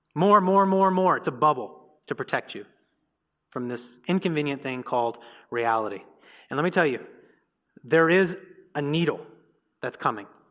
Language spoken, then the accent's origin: English; Indiana, United States; I'm from Indiana